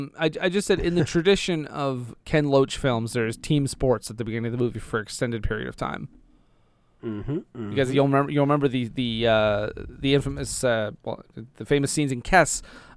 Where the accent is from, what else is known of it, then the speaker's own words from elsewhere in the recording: Ireland; accent: Irish; I don't know where my Irish accent went